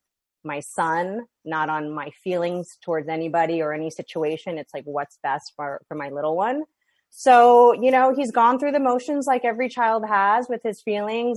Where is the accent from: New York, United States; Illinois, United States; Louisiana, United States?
New York, United States; now in West Coast, United States; I had no family or friends here, you know, in the West Coast. I'm from New York. All of them are back home.